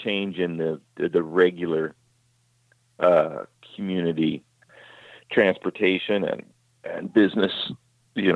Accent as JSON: {"language": "English", "region": "California", "country": "United States", "tie": "born or raised there", "said": "I grew up in California"}